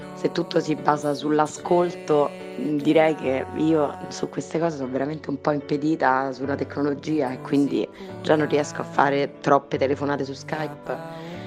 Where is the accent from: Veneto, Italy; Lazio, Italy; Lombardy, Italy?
Lazio, Italy; Rome; sono di Roma